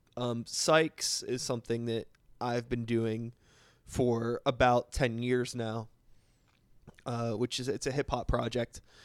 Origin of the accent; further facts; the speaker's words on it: Pittsburgh, Pennsylvania, United States; Born and raised in Pittsburgh